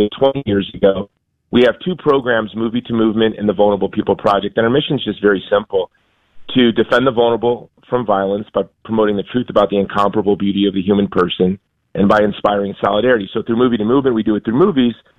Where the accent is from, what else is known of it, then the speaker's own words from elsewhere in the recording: Hawaii, United States; now in Texas, United States; I'm from Hawaii, but I live in Texas now.